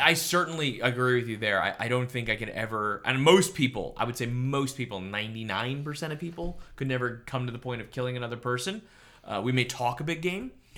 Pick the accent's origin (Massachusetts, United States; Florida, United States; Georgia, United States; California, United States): Florida, United States; Coral Springs; coming out of Parkland, my hometown, uh, Coral Springs, it's a big suburb.